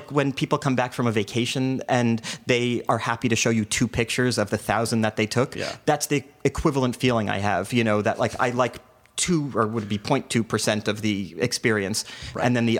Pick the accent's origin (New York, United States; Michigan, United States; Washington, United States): New York, United States; also born or lived in New Jersey; I grew up in New York and New Jersey.